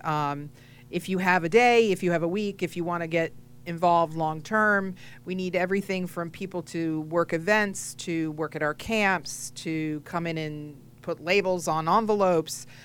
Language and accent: English; New England, United States; now in South Florida, United States; I am originally from New England, but I'm now here in South Florida